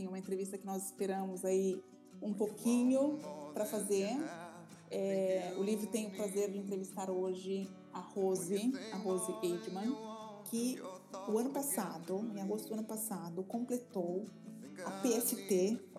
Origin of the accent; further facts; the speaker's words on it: São Paulo, Brazil; Sim, sou de São Paulo.